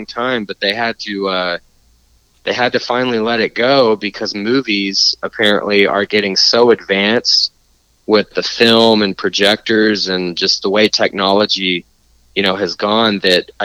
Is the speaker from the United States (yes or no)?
yes; Canyon, Texas, United States; I grew up in Canyon, which is maybe 15 minutes south of Amarillo. Yeah, it's the Panhandle